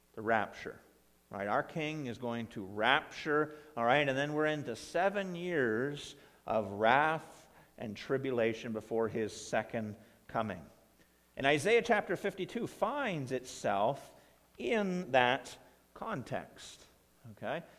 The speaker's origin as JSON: {"language": "English", "region": "Ontario", "country": "Canada", "tie": "born or raised there", "moved": "yes", "lives_now": "Coldstream, Canada", "said": "my hometown there in, back in Ontario"}